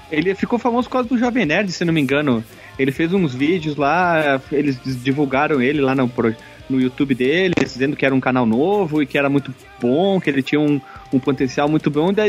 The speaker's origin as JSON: {"language": "Portuguese", "region": "Rio Grande do Sul", "country": "Brazil", "said": "já que eu sou do Rio Grande do Sul?"}